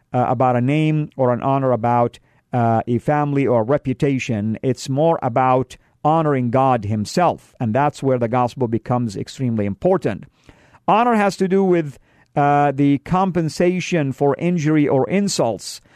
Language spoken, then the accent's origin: English; Saudi Arabia; moved away; I come from the Middle East, from Saudi, and we, uh, men like to dress up with white garments